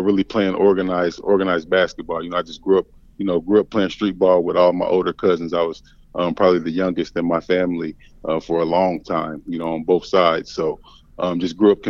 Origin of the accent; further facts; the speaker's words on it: Indianapolis, Indiana, United States; also born or lived in Maine; I was born and raised in Indianapolis. Grew up there, my entire time